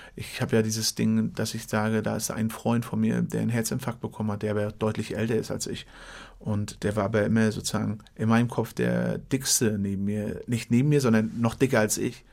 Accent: Western Pomerania, Mecklenburg-Vorpommern, Germany; Ich komme aus Mecklenburg, aus Vorpommern

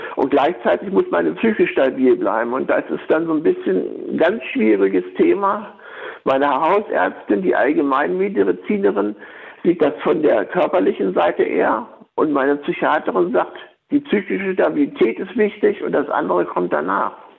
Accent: Laatzen, Lower Saxony, Germany; Ich komme aus Laatzen

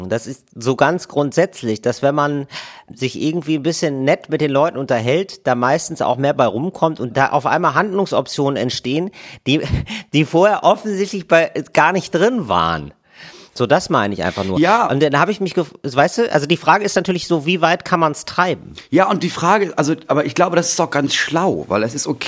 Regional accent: Wuppertal, North Rhine-Westphalia, Germany; Ich komme aus Wuppertal.

